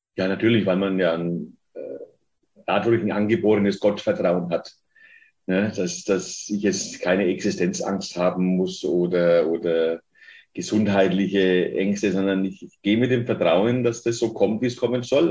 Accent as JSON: {"language": "German", "town": "Fürth", "region": "Bavaria", "country": "Germany", "tie": "born or raised there", "said": "ich komme aus der Paulskirche in Fürth"}